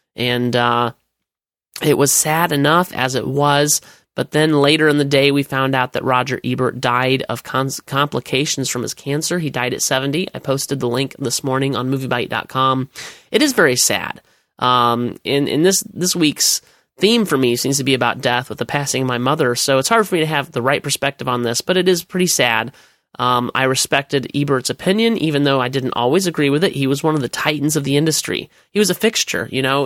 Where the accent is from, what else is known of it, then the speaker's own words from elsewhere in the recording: United States; as an American